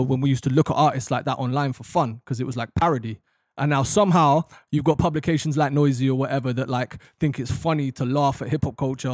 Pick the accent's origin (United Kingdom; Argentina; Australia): United Kingdom; London; in London, that's pretty much what we grew up on.